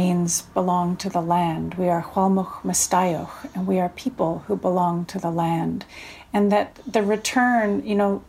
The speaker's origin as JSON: {"language": "English", "area": "Vancouver Island", "region": "British Columbia", "country": "Canada", "said": "I am from the Setnich and Snonemuch Nations on Vancouver Island"}